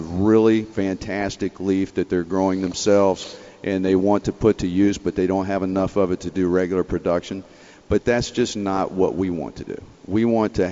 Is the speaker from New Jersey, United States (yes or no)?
no; Lake Norman, North Carolina, United States; moved away; I'm from North Carolina, a place called Lake Norman